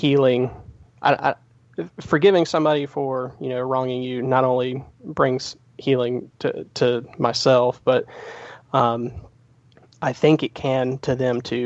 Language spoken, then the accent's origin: English; South Carolina, United States; accent: slight twang; also born or lived in New Jersey; we moved down here when I was 5 years old.